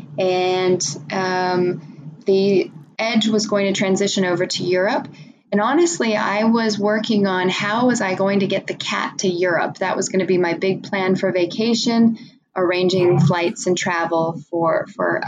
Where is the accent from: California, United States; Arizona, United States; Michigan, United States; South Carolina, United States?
California, United States; San Francisco; my hometown of San Francisco